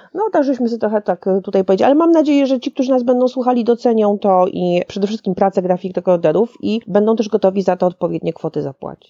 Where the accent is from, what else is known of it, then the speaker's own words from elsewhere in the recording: Szczecin, West Pomeranian Voivodeship, Poland; now in Warsaw, Poland; w Szczecinie rzadko, bo rzadko, ale też bywam w końcu, to prawie, że moje rodzinne miasto